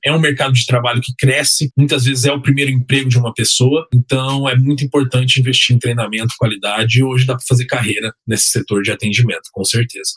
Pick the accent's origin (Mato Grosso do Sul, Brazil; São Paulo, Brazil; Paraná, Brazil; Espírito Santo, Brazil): Mato Grosso do Sul, Brazil; Campo Grande; tem uma loja lá em Campo Grande chamada Anitta, na minha cidade natal